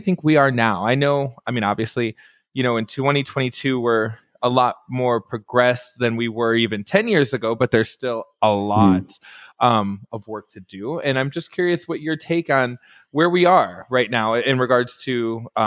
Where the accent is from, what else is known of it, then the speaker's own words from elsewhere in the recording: Detroit, Michigan, United States; I grew up right outside of Detroit, Michigan